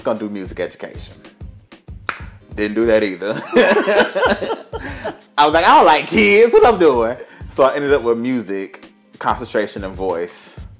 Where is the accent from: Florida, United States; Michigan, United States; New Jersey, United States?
Florida, United States; Pensacola; moved away as an adult; also born or lived in Tallahassee, Florida; I'm originally from Pensacola, Pensacola, Florida.